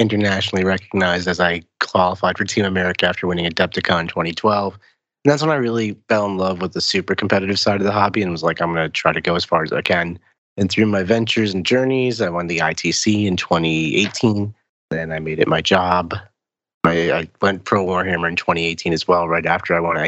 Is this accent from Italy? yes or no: no; New Jersey, United States; I'm from New Jersey